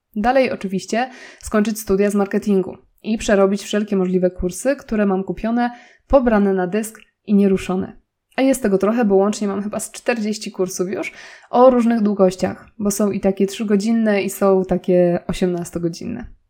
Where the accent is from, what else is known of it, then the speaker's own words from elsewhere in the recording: Nowy Sącz, Lesser Poland, Poland; moved away as an adult; also born or lived in Warsaw; zamieszkaliśmy w mojej rodzinnej miejscowości, czyli w Nowym Sączu